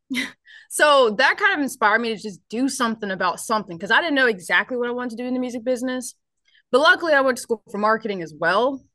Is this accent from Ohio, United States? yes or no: yes; Ohio, United States; moved away as an adult; now in Nashville, United States; I actually originally um, am from Ohio.